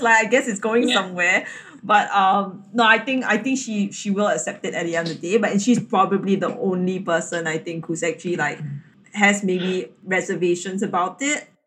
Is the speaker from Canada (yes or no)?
no; Singapore; I'm Chinese, Catholic, and um, Singaporean.